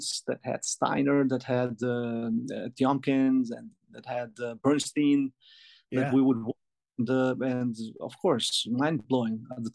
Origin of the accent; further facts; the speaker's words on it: Albania; also born or lived in Greece / Montreal, Canada; now in Los Angeles, United States; I was born in Albania. And when I was about 5 or 6, I got enrolled into a music school